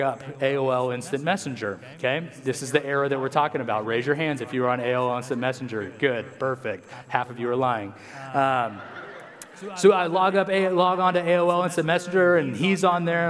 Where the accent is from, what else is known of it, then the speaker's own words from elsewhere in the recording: United States; we as Americans